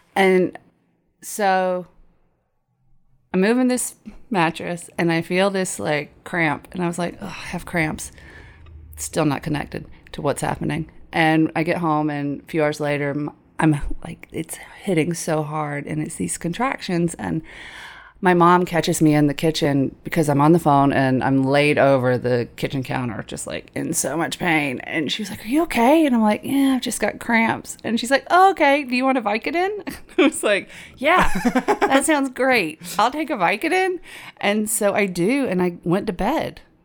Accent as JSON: {"language": "English", "area": "Tifton", "region": "Georgia area", "country": "United States", "tie": "born or raised there", "said": "She wanted me to go to the local community college. Abraham Baldwin Agricultural College."}